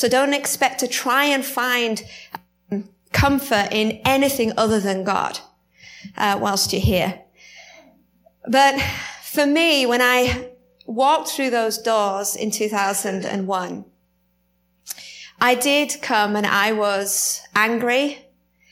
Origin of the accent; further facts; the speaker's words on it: United Kingdom; accent: British; my accent gets stronger